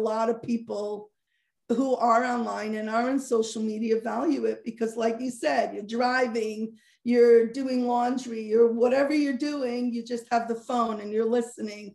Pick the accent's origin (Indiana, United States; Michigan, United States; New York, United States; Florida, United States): Indiana, United States; Muncie; I grew up sheltered in Muncie